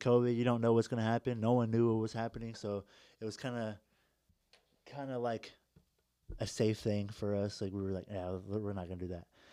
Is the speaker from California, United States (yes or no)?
no; Indianapolis, Indiana, United States; moved away; I'm from Indy